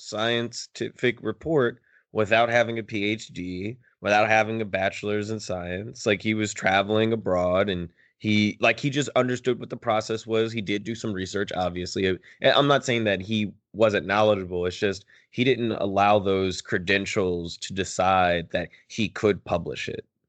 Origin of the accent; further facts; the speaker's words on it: Philadelphia, Pennsylvania, United States; I'm from Philly as well